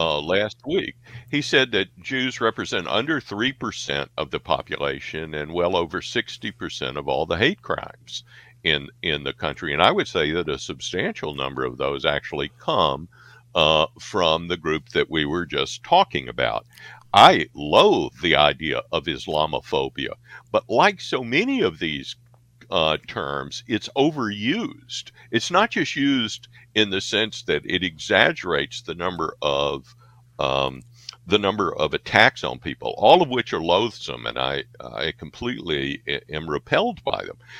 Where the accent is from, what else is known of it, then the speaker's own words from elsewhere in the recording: Marks, Mississippi, United States; now in Chicago, United States; I come from Marks, Mississippi